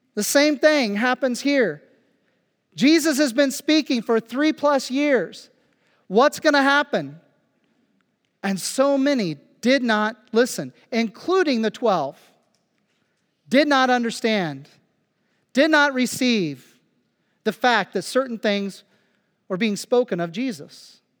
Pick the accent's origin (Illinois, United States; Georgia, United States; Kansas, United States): Kansas, United States; Phillipsburg; moved away as an adult; now in Germany; my hometown, Phillipsburg, Kansas